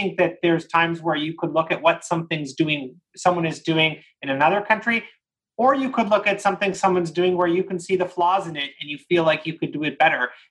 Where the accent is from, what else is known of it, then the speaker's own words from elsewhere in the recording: Canada; me being a Canadian